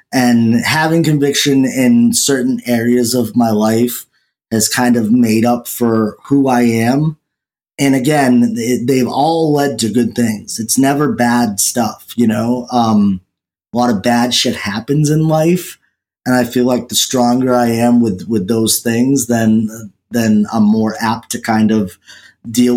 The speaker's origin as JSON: {"language": "English", "region": "New England", "country": "United States", "said": "I'm from New England"}